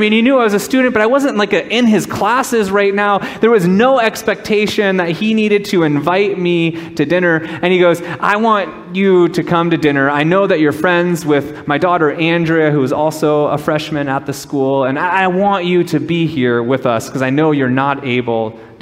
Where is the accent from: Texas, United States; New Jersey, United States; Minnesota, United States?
Minnesota, United States; moved away as an adult; also born or lived in Southern California; I grew up in Minnesota, and I was in Southern California